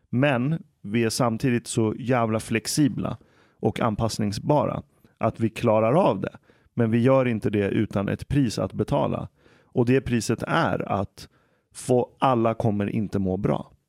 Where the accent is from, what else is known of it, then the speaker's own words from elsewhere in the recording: Iran; okej, okay, jag kommer från Iran.